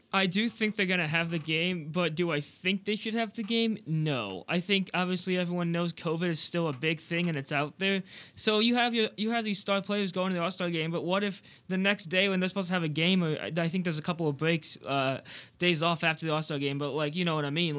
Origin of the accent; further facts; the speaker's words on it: St. Louis, Missouri, United States; being from Saint Louis